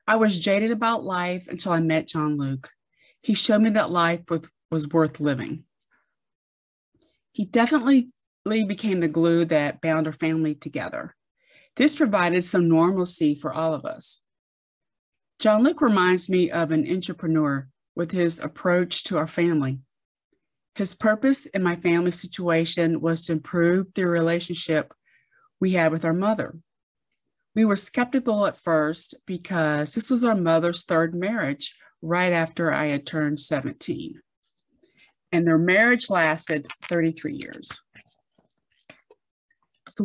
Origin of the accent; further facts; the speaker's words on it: near Fort Benning, Georgia, United States; I grew up near Fort Benning